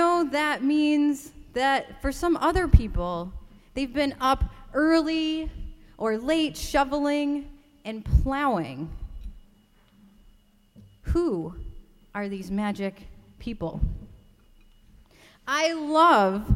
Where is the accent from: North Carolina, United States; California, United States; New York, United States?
New York, United States; Rochester; I grew up in Rochester, New York, in upstate New York